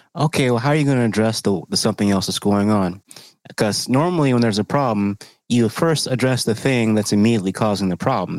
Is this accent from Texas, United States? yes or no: yes; Texas, United States; moved away; I'm from Texas originally.